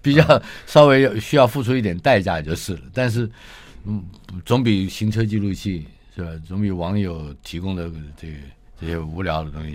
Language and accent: Chinese; Taipei, Taiwan; 我出生于台北嘛，一九五七年